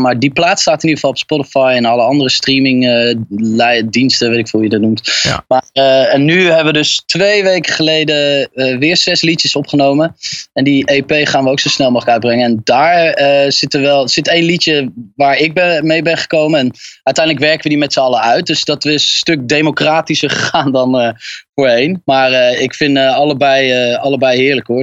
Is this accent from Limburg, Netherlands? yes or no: no; Utrecht, Netherlands; ik eh, kom uit Utrecht